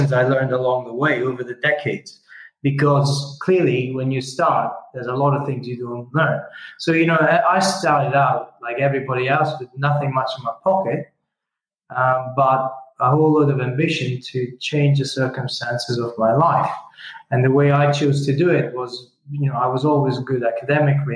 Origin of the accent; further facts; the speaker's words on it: Italy; English is a second language; moved away; I started out, you know, as an Italian boy. I mean, English is my fourth language, right?